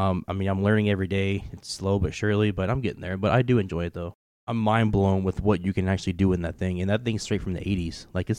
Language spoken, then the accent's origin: English; Kentucky, United States; moved away; For the audience that don't know, if they can't tell by my ridiculous accent, I am from Kentucky. I don't really have a southern accent as much as I did when I first moved up here.